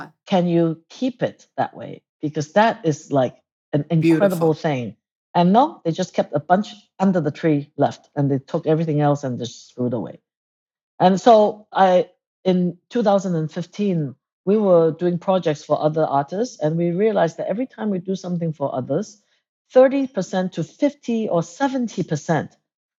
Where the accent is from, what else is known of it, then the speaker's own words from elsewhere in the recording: Hong Kong; also born or lived in Cambridge, England; now in Jingdezhen, China; I was born in England in Cambridge. And then I sort of like, we moved to Hong Kong when I was young, but we were always back in England, Cambridge